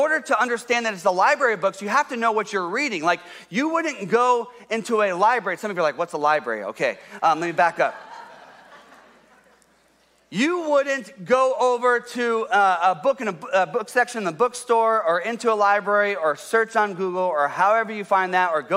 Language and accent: English; Columbus, Ohio, United States; moved away as an adult; also born or lived in Detroit, Michigan; I grew up in Columbus, Ohio.